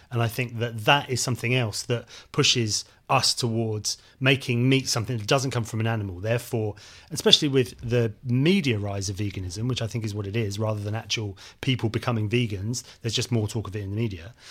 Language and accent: English; South West England, United Kingdom; when I was a kid growing up in Devon, we had a livestock market in the local town.